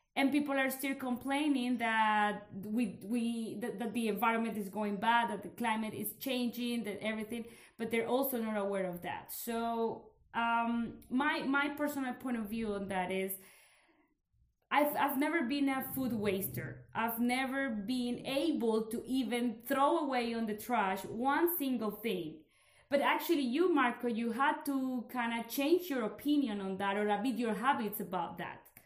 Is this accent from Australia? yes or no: no; Colombia; now in Belgium; we live here in Belgium, but I come from Colombia